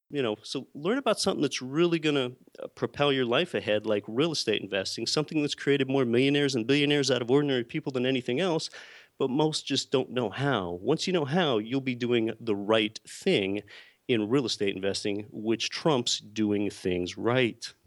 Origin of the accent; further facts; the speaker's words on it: Pennsylvania, United States; moved away as an adult; now in Anchorage, United States; I was born and raised in Pennsylvania, and I did not come from an entrepreneurial or a real estate family at all